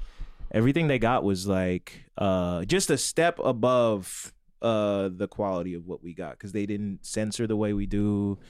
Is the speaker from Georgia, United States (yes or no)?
yes; Georgia, United States